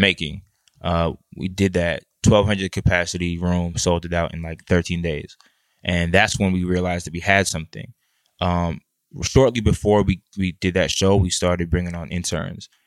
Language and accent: English; Washington, District of Columbia, United States; also born or lived in Boston; I'm from the D C metropolitan area